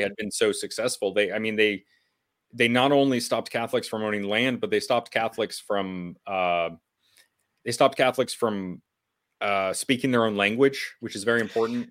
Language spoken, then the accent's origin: English; New England, United States; in New England because we're mostly, um, Irish descendants